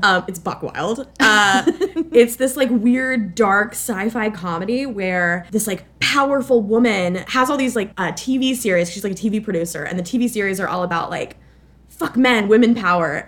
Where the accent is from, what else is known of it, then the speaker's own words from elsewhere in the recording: Florida, United States; I am from Florida